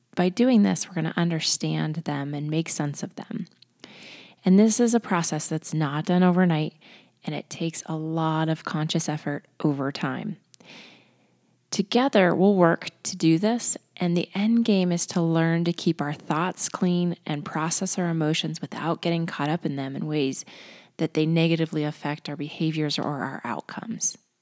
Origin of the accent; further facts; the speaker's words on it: Colorado, United States; I'm from Colorado